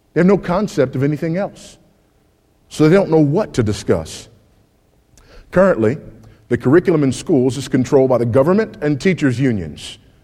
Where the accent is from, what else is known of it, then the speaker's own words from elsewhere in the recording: California, United States; my home state of California